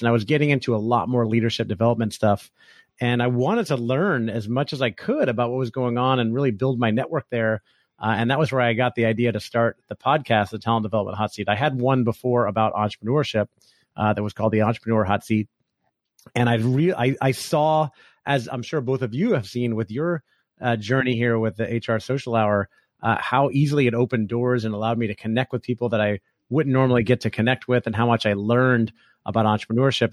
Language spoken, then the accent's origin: English; Orlando, Florida, United States; moved away as an adult; also born or lived in California; I grew up in Orlando, Florida, where I live now